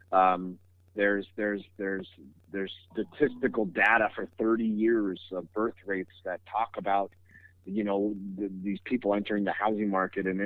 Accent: California, United States; I, I come from the Bay Area and I moved out here and I kept my phone number.

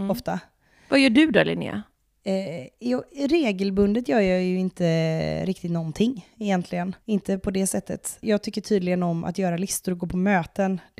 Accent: Åmål, Västra Götaland, Sweden; now in Grundsund, Sweden; Alltså jag är från Åmål från början och där finns det inte så mycket räkor och skaldjur.

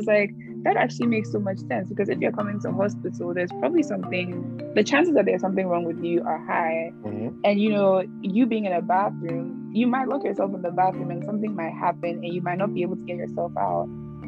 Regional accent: Ghana; I don't know if this is because I grew up in Ghana

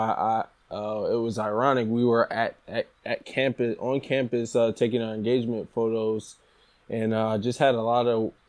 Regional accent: Philadelphia, Pennsylvania, United States; moved away as an adult; now in Hillsborough, United States; I'm originally from Philadelphia. And I ventured to New Jersey for college

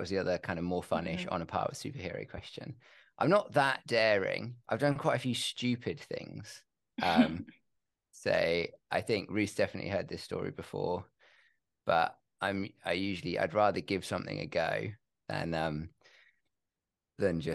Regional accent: England, United Kingdom; I'm English

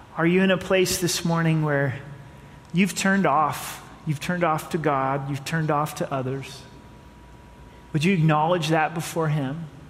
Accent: United States; As American citizens

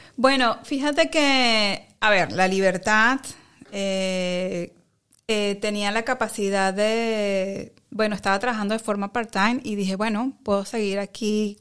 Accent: Caracas, Capital District, Venezuela; moved away as an adult; now in Netherlands; yo soy de Caracas, de Caracas, Venezuela, eh, y bueno, toda mi vida crecí en Caracas

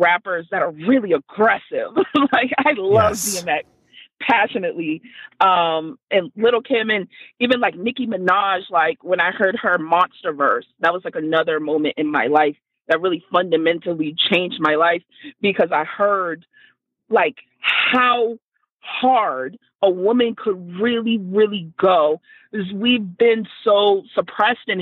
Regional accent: Boston, Massachusetts, United States; I'm from Dorchester

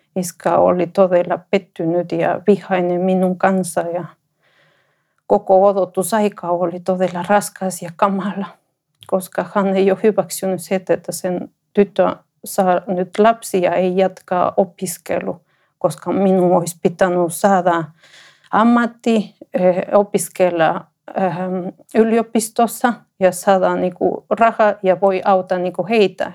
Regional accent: Ecuador; Finnish is a second language; moved away as an adult; now in Finland; mä olen ekvadorilainen. Mä tulin Suomeen 2009

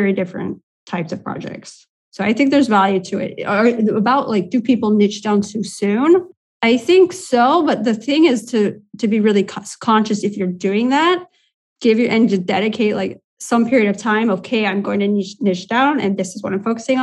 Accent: Indiana, United States; moved away as an adult; now in Latvia; I'm originally from the US, from Indiana

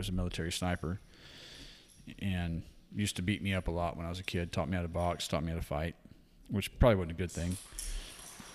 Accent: Kerrville, Texas, United States; born there; I was born in 1979 in Kerrville, Texas.

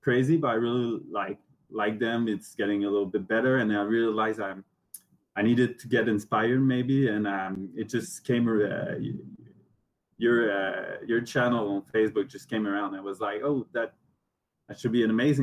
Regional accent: Montreal, Quebec, Canada; English is a second language; I'm from Montreal

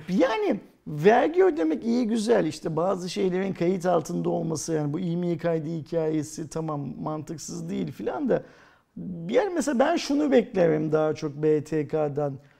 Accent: Turkey

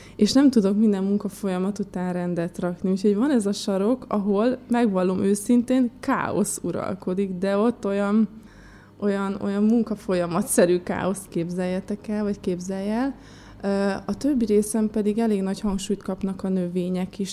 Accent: Békés, Hungary; moved away; Békés megyében nőttem fel

